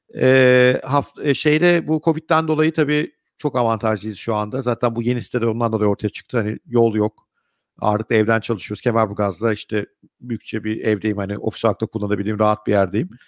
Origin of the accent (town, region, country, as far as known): Ankara, Turkey; now in Istanbul, Turkey